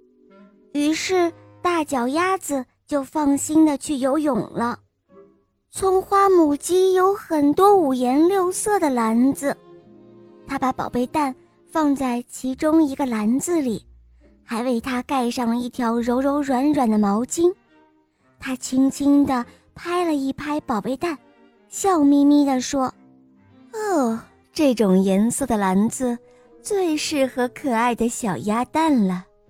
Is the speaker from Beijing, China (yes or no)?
yes; Beijing, China; 今年六岁了。我来自北京